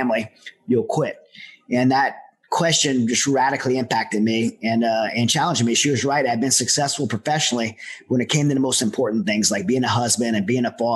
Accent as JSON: {"language": "English", "region": "Southern Louisiana", "country": "United States", "said": "I'm from Southern Louisiana"}